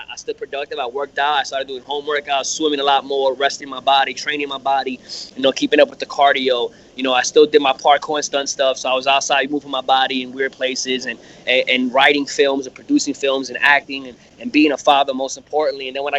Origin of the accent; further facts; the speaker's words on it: New York City, New York, United States; moved away as an adult; also born or lived in Patchogue, Long Island / California; I'm from New York, born and raised in Brooklyn, 17 years.